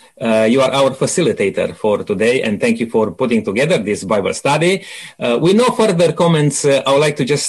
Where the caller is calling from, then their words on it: Adelaide, South Australia, Australia; Now, just to mention to our listeners, we are from Adelaide, producing this program